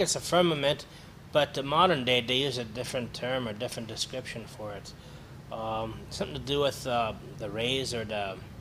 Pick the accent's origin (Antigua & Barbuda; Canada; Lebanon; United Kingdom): Canada; Hamilton, Ontario; also born or lived in Toronto; I'm originally from Hamilton, Ontario